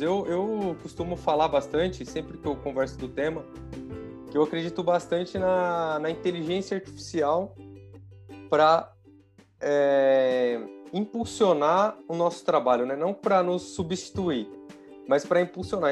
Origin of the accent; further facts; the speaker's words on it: interior of São Paulo, Brazil; eu sou do interior de São Paulo